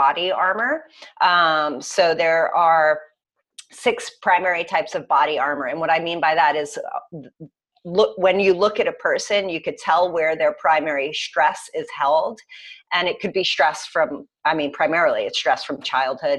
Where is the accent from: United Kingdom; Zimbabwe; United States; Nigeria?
United States; New York; I'm from New York